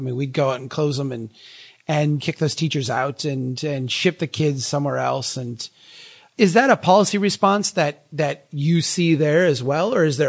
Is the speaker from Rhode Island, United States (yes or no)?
no; Minnesota, United States; I'm a good Minnesotan.